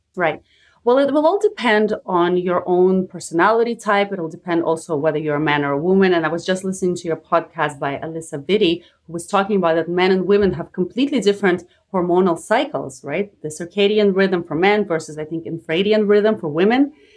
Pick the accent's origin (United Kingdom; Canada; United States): Canada; I'm also Canadian like you